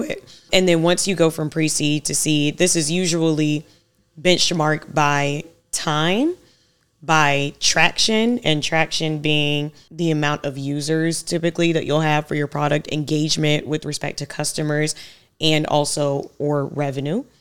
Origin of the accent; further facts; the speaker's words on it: Savannah, Georgia, United States; I grew up in Savannah, Georgia.